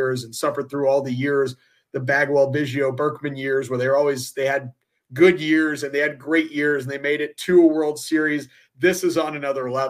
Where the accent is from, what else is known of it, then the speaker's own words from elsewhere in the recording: Iowa, United States; also born or lived in Ukraine; now in Houston, United States; I was born in Ukraine originally. I grew up in Iowa